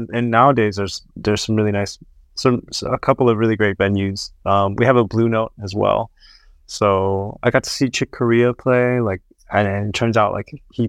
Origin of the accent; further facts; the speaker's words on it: Hawaii, United States; growing up here or growing up in Hawaii is like a very special experience with the people and of course the climate surrounding the environment